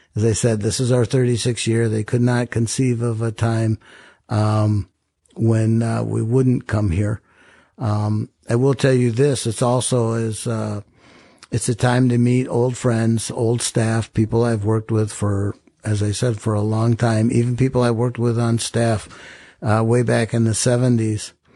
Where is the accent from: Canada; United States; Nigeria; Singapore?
United States; Rochester, Minnesota; I grew up in Rochester.